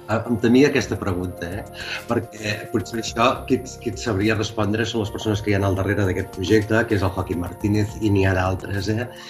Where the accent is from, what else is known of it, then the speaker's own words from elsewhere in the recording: Calella, Catalonia, Spain; also born or lived in Castelldefels; soc de Calella, per tant jo no sóc de Castelldefels